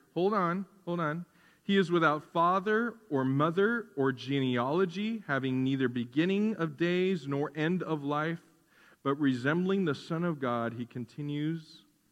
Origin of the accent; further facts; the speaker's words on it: United States; you and I as American Christians